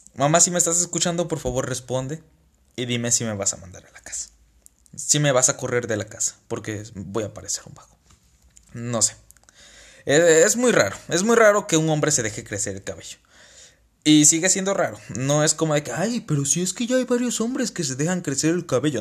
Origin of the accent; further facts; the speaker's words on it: Tabasco, Mexico; now in Saltillo, Mexico; yo soy una persona de Tabasco viviendo en Saltillo